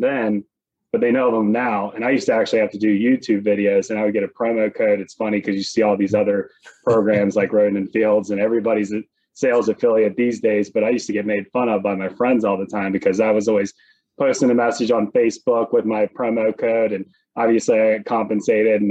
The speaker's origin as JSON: {"language": "English", "region": "West Virginia", "country": "United States", "tie": "born or raised there", "moved": "as an adult", "lives_now": "Pittsburgh, United States", "said": "I'm from West Virginia, born and raised"}